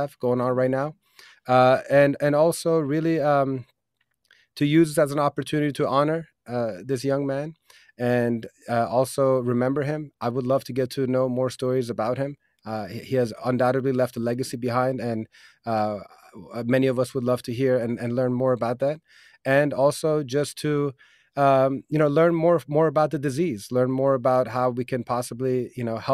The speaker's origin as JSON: {"language": "English", "town": "Rockville", "region": "Maryland", "country": "United States", "tie": "born or raised there", "said": "That's my hometown"}